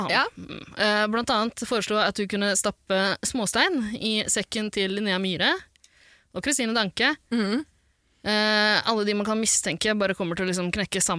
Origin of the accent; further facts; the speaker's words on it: Iraq; Jeg kan si det, for jeg kommer også fra Irak.